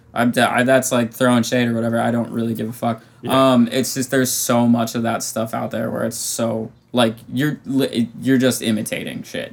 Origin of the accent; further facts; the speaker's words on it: Vermont, United States; moved away; i could go home to like my hometown in vermont